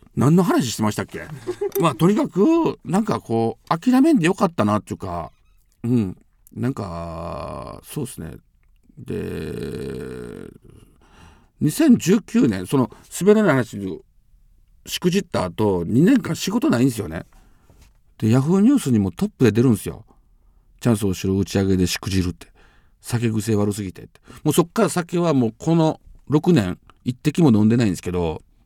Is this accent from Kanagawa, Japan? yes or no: no; Amagasaki, Hyogo, Japan; 地元尼崎で